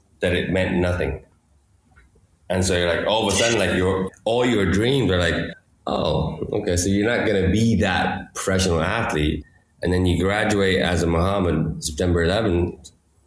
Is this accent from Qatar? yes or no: yes; Qatar; moved away as an adult; also born or lived in Madison, Wisconsin / Georgia; I grew up here in Qatar